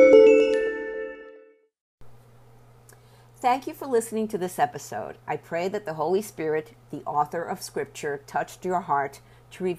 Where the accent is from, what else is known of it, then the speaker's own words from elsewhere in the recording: Puerto Rico; I was born in Puerto Rico and raised Catholic